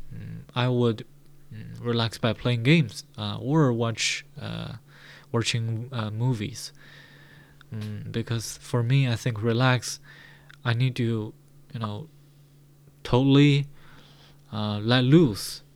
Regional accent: Baoding, Hebei, China; English is a second language; My hometown is located in uh, Baoding City in Hebei Province

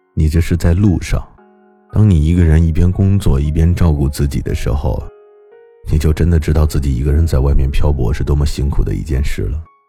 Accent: northern China, China; 因为我出生在北方，我们这里呢是没有大海的

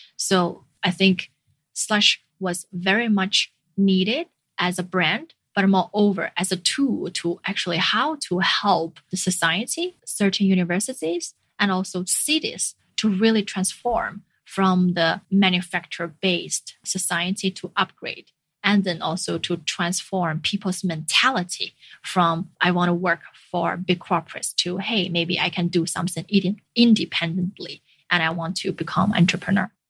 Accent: China; moved away; also born or lived in Finland; being a returnee from abroad back to China

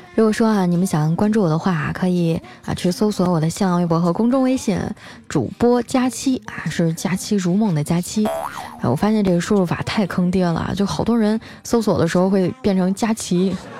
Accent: Harbin, Heilongjiang, China; 就拿我老家哈尔滨来说吧

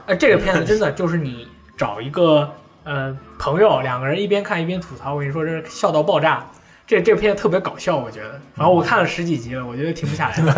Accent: China; 我是中国人嘛，大家都是中国人嘛

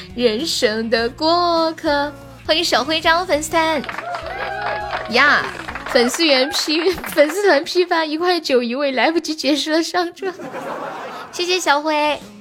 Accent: Sichuan, China; 我是四川的

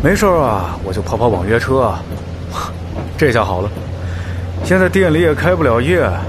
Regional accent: Huangshi, Hubei, China; now in Wuhan, China; 我老家黄石的，来这儿都十几年了。

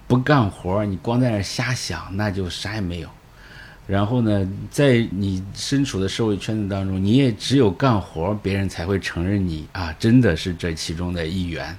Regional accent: northern Henan, China; now in Shanghai, China; 长源县就是我老家隔壁

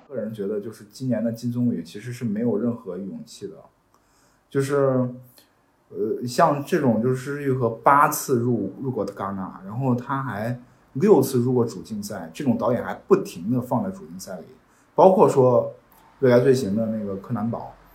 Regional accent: China; 作为一个中国人来讲，我是能理解这种困境

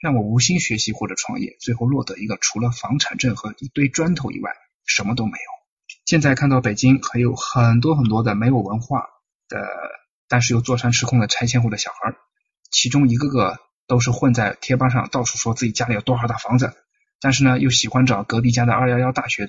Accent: China; 我们中国人追求的东西很虚。

